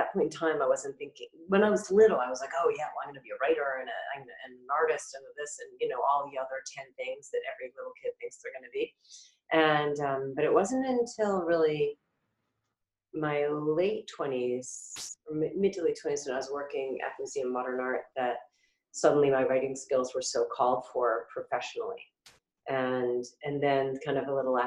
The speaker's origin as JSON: {"language": "English", "town": "Boston", "region": "Massachusetts", "country": "United States", "tie": "born or raised there", "also_born_or_lived": "New Jersey / New York City", "said": "I was born actually in New Jersey where my parents were living while my dad was working in New York. And then we quickly moved to New England and I grew up in Massachusetts, or Boston"}